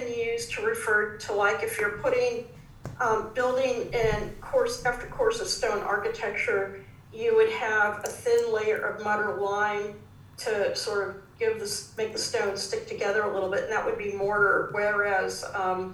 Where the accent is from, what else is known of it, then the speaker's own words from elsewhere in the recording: California, United States; now in Melbourne, Australia; I come from California, where we have earthquakes